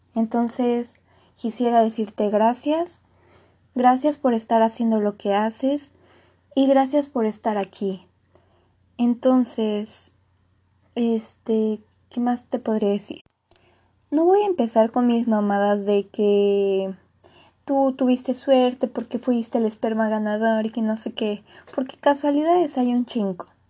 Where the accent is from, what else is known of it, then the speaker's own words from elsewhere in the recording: Mexico; soy de México